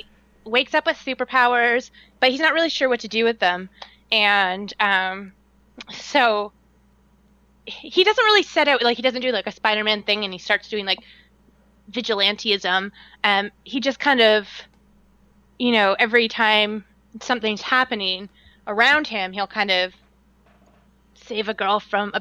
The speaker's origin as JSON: {"language": "English", "country": "Canada", "said": "I talk like this because I'm from Canada."}